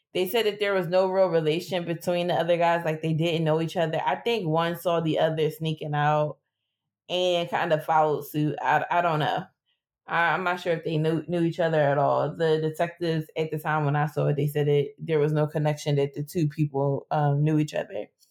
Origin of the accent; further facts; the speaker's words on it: Philadelphia, Pennsylvania, United States; I grew up in West Philly.